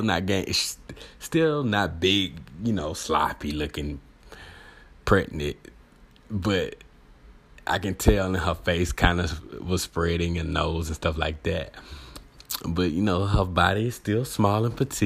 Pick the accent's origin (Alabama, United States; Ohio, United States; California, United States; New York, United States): Alabama, United States; I'm from Alabama